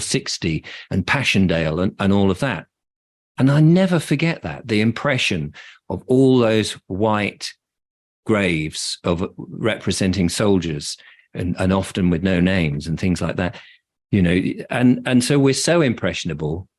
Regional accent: England, United Kingdom; I'm English, and my parents are English

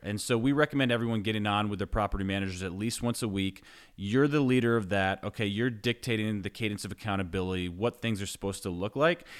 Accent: New York, United States; moved away as an adult; now in Knoxville, United States; I grew up in New York, was, I lived there until twenty eleven

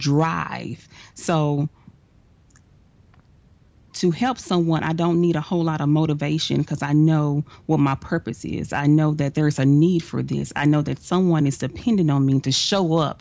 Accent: Dallas, Texas, United States; I am from Dallas, Texas

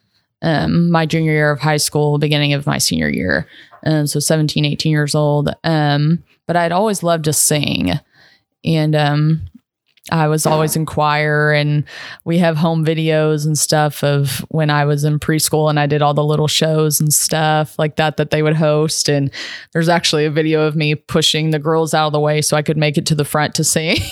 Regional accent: Lexington, Kentucky, United States; moved away as an adult; now in Spring Hill, United States; I'm originally from Lexington, Kentucky. So that bourbon runs through my veins. But I live down in the Nashville area, specifically Spring Hill

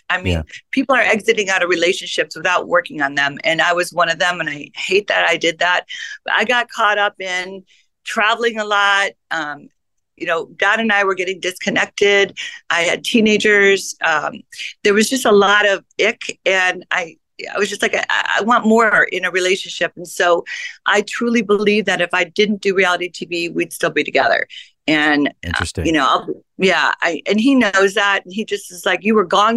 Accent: Chicago, Illinois, United States; now in California, United States; I'm from Chicago

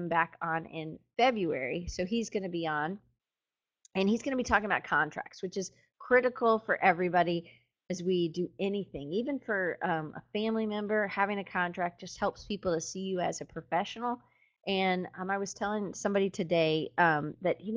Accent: United States; I'm in America and I'm an American

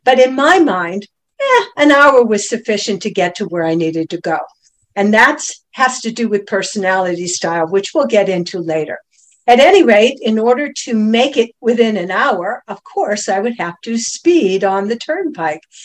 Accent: Cleveland, Ohio, United States; moved away as an adult; also born or lived in Boston; now in Stuart, United States; born and raised in Cleveland, Ohio

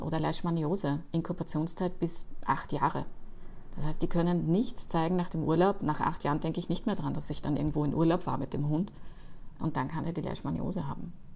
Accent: Austria; man hört es mir wahrscheinlich an, ich komme auch aus Österreich

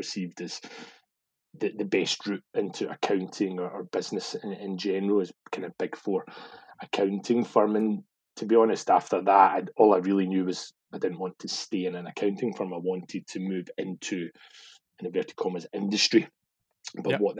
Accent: Glasgow, Scotland, United Kingdom; moved away as an adult; also born or lived in London; I'd been kind of born and brought up in Glasgow or the kind of surrounding suburbs

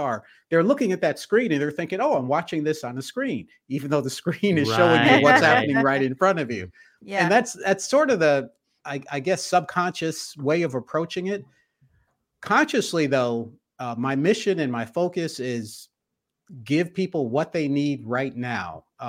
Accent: the North, United States; I grew up in the North, went to Cornell undergrad, so Snow Belt

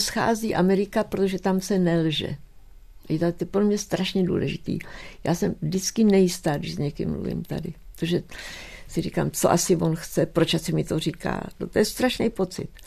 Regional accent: Czechia; moved away; also born or lived in United States; já jsem Češka, mluvím česky

